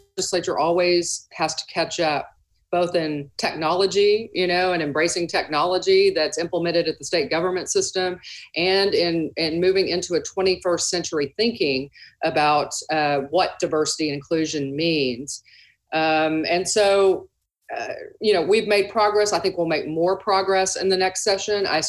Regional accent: Dallas, Texas, United States; I'm a native Texan. I grew up in Dallas.

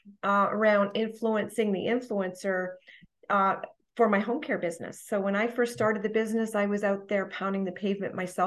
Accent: Toronto, Ontario, Canada; moved away as an adult; now in Franklin, United States; I'm from the Toronto area, Toronto, Ontario.

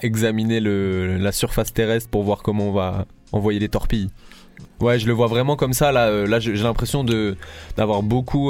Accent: Paris, Île-de-France, France; moved away as an adult; also born or lived in Nice; now in Marseille, France; j'ai grandi 10 ans à Paris, je suis arrivé euh, ici euh, à 19 ans.

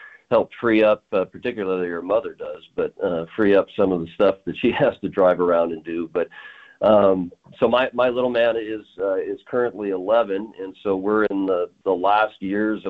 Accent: Billings, Montana, United States; I'm a practicing attorney down in Billings, my hometown

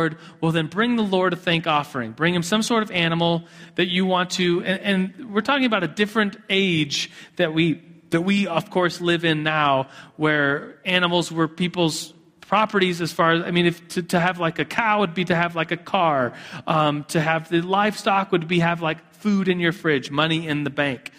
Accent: United States; being guilty of just being an American and a consumerist

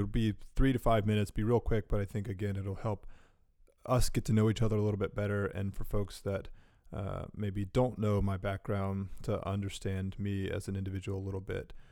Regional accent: Durham, North Carolina, United States; a Durham kid through and through

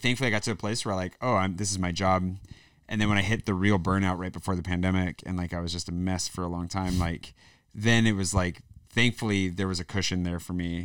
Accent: the Northwest, Pacific Northwest, United States; moved away as an adult; now in France; I'm from the northwest

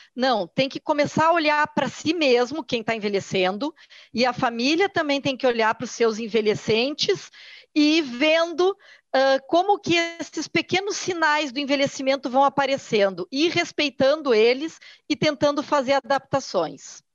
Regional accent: Porto Alegre, Rio Grande do Sul, Brazil; eu sou aqui do Sul, sou de Porto Alegre, aqui a gente tem muito forte a cultura do churrasco

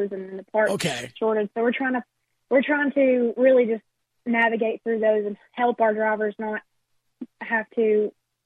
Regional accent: Kingsport, Tennessee, United States; I'm from Kingsport, Tennessee

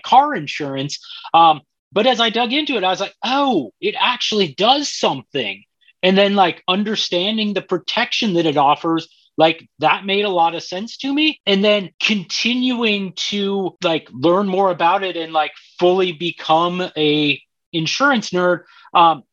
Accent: Colorado, United States; I grew up in Colorado.

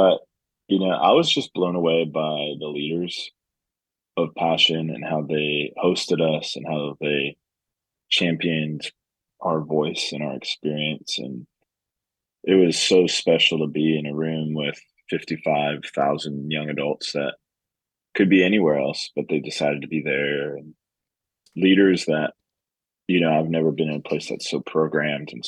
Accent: Colorado, United States; now in Lexington, United States; I grew up in Colorado

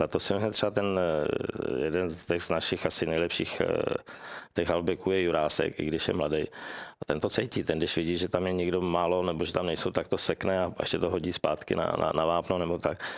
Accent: Czechia; jsem, že jsem z Čech

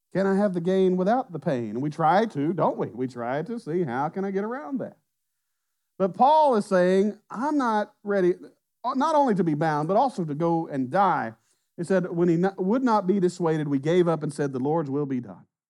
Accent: Southwest Arkansas, United States; now in Mont Belvieu, United States; We grew up in Southwest Arkansas

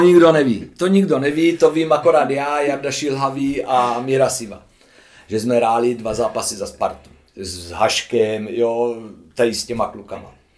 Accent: Hulín, Zlín Region, Czechia; z Hulína. No, to je vedle Kroměříže

